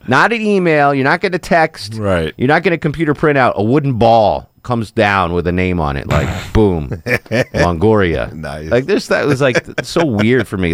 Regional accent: Atlanta, Georgia, United States

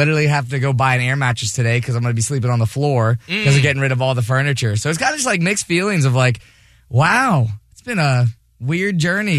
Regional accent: Hollywood, Florida, United States; moved away; Like, I was born down in Hollywood, Florida.

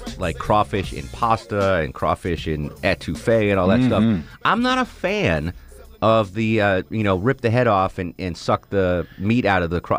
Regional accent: New England, United States; So when I was a kid growing up in New England, we used to go on vacation to Maine.

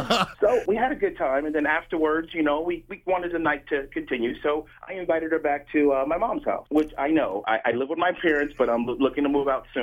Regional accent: Troy, Ohio, United States; I'm 24 years old, and I'm from Troy, Ohio. I've been working at a local Chevrolet dealership

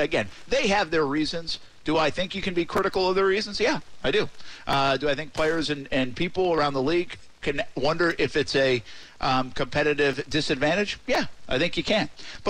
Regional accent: Rhode Island, United States; now in Florida, United States; As a public school guy growing up in Rhode Island

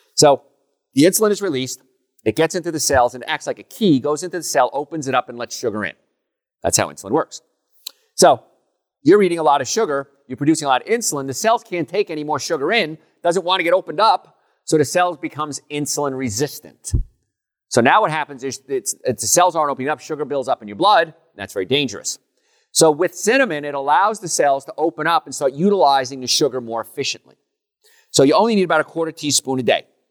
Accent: Hoboken, New Jersey, United States; when I was young, growing up in Hoboken

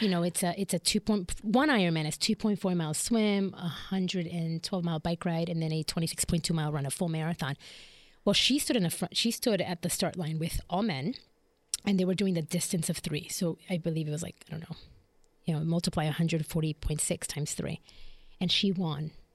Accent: Chicago, Illinois, United States; moved away as an adult; also born or lived in Philadelphia / Puerto Rico (ancestry); now in Jacksonville, United States; I was born and raised in Chicago

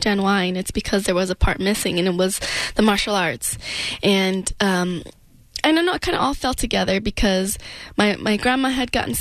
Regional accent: Denver, Colorado, United States; I grew up in Denver

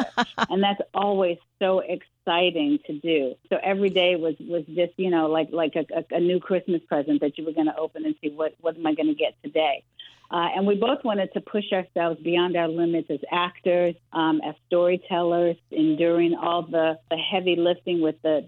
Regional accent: New York City, New York, United States; I'm a Harlemite. I'm from Harlem, New York

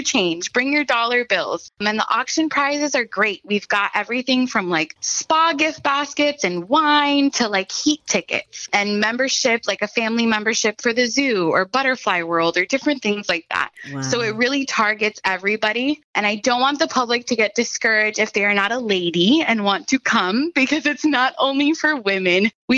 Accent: Miami, Florida, United States; I grew up in Miami, right? I was a teenager here. I know what that's like.

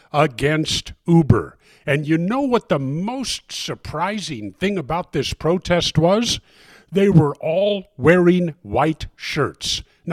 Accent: Collier County, Florida, United States; my hometown in Collier County, Florida

